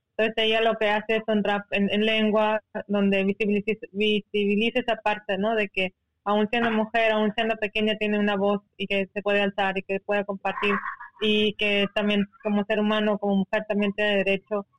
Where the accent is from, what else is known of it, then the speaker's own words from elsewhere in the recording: Seri community, Sonora, Mexico; first language Seri; Spanish is a second language; ser una comunidad indígena como comunidad con CAS que somos, como hombres y mujeres de arena